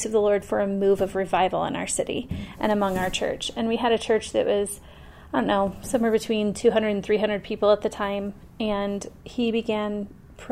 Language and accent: English; Fort Wayne, Indiana, United States; moved away as an adult; now in Colorado, United States; I was born and raised in Fort Wayne, Indiana.